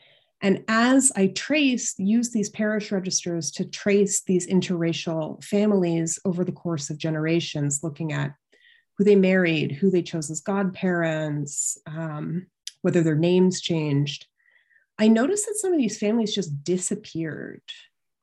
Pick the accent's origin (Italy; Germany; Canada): Canada; London, Ontario; So I grew up in London, Ontario, which is just across the border from Syracuse in Canada.